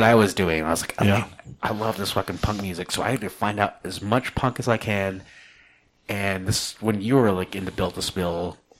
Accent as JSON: {"language": "English", "town": "Portales", "region": "New Mexico", "country": "United States", "moved": "yes", "lives_now": "Albuquerque, United States", "said": "I'm from Portales, and I was like, we're gonna move to Albuquerque because it's a big fucking music town."}